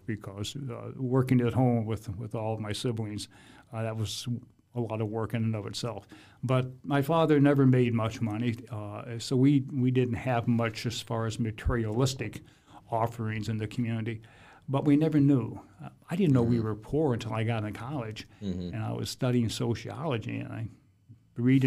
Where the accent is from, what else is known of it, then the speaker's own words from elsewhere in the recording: Fort Wayne, Indiana, United States; my formative years, 6 through 12, we actually lived in an old farmhouse out where Canterbury Green is